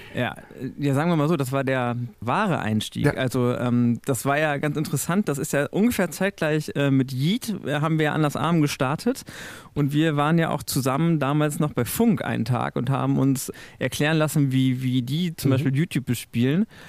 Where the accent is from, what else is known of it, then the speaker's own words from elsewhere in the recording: Münsterland, North Rhine-Westphalia, Germany; now in Hannover, Germany; Ich komme aus dem Münsterland